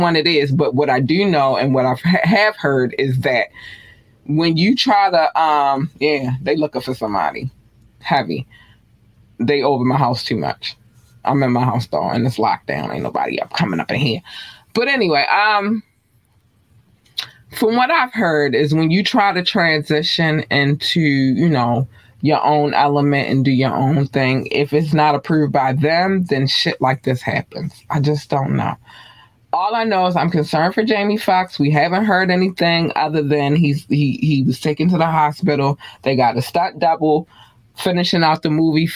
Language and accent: English; Baltimore, Maryland, United States; I'm from Baltimore